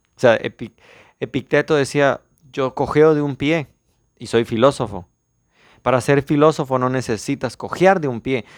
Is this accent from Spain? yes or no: no; Mexico; soy mexicano